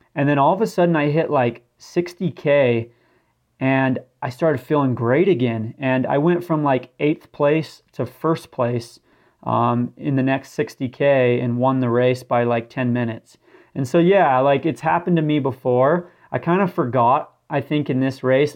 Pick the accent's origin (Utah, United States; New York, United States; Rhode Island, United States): Utah, United States; St. George; moved away; I grew up in St. George, Utah, which is a very desert type environment as well.